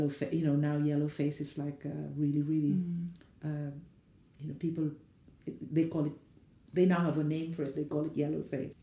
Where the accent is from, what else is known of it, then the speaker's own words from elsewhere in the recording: Philippines; moved away as an adult; now in England, United Kingdom; growing up in the Philippines